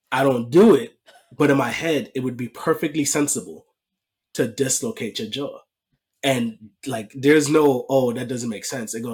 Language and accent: English; New York, United States; born and raised in New York